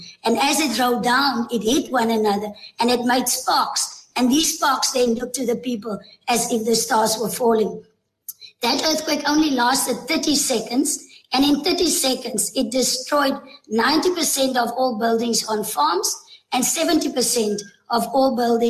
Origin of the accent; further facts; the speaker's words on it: Tulbagh, Western Cape, South Africa; And I was truly blessed to be able to be born here and to grow up as a child in Tulbagh.